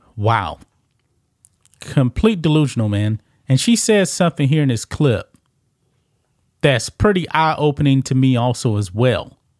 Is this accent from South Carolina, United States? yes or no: no; Texas, United States; Texas, my home state